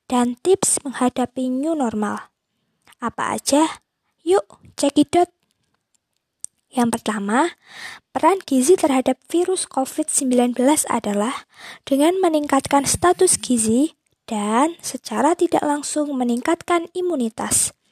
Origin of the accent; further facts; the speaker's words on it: Boyolali, Central Java, Indonesia; Aku berasal dari Boyolali, Jawa Tengah.